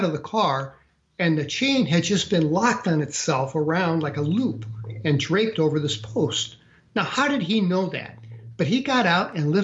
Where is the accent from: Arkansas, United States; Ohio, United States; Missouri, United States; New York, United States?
Missouri, United States; St. Louis; moved away as an adult; I grew up in St. Louis, Missouri